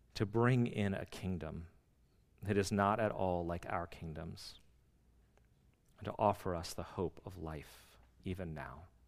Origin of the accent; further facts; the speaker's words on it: D.C., Northern Virginia, United States; we are from the West, and more specifically Northern Virginia, D C.